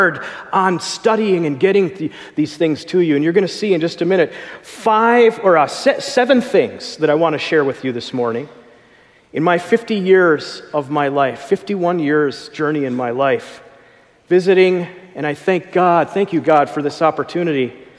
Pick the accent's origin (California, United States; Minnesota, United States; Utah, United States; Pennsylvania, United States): Minnesota, United States; Minneapolis; I come from Minneapolis, right there at the place where George Floyd was killed there